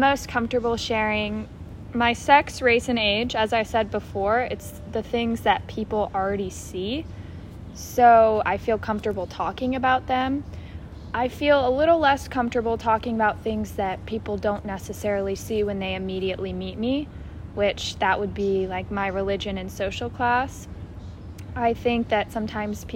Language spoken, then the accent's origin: English; Phoenix, Arizona, United States; moved away as an adult; now in San Diego, United States; I am from Phoenix, Arizona, but living on campus here at USD